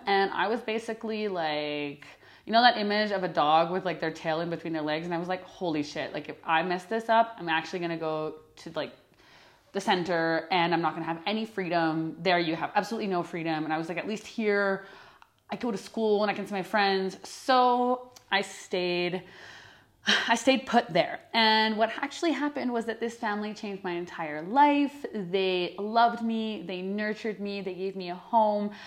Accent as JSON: {"language": "English", "country": "Canada", "also_born_or_lived": "northern Alberta / Quebec", "first_language": "English", "moved": "as an adult", "said": "I'm from Canada"}